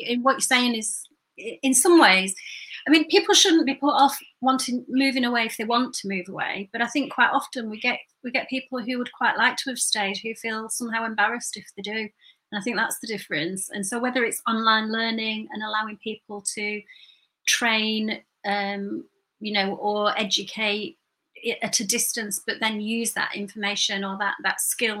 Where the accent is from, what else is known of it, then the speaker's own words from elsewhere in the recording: Burnley, North West England, United Kingdom; But you know, when I grew up in Burnley, and I felt that the message that I was getting as I was growing up was that the ultimate goal was to get out of there.